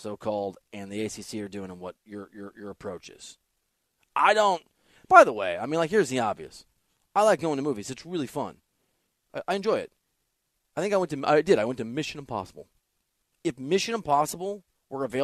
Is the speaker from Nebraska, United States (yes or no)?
no; Dubuque, Iowa, United States; I'm from Dubuque, Iowa